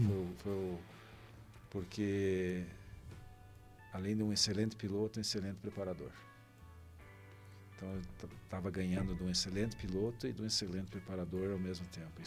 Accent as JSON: {"language": "Portuguese", "town": "Cascavel", "region": "Paraná", "country": "Brazil", "tie": "born or raised there", "said": "Me criei em Cascavel, né? Se aprendi a correr em Cascavel"}